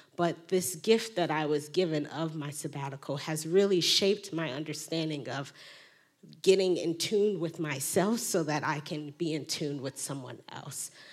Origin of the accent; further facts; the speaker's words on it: Chicago, Illinois, United States; I grew up in the Black Pentecostal Church on the South Side of Chicago